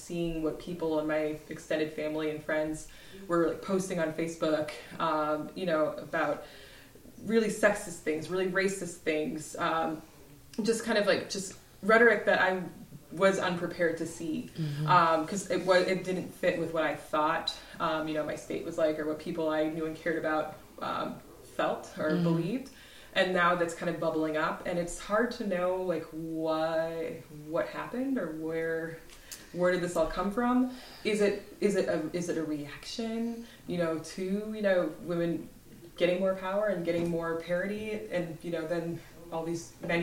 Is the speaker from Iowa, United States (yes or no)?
yes; Iowa City, Iowa, United States; I grew up in Iowa